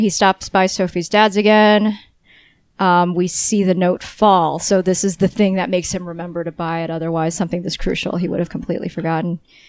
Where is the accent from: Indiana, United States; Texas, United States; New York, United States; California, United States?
California, United States; San Diego; I grew up in San Diego.